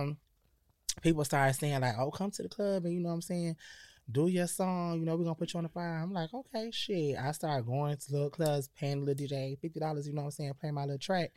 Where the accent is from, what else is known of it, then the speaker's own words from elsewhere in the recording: Perry, Florida, United States; also born or lived in Connecticut / New York; Florida, Perry, Florida when I was about ten. I was starting in sixth grade.